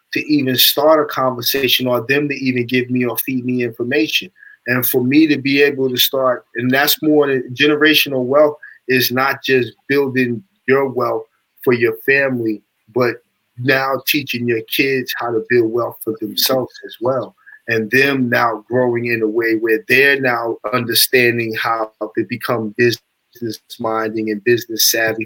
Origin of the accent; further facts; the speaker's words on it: Amityville, New York, United States; I'm from Amityville, Long Island.